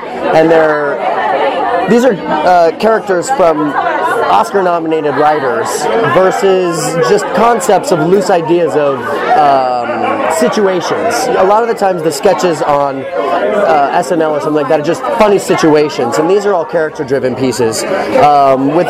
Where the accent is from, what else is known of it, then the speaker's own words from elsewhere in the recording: Southern California, United States; I'm born and raised in Southern California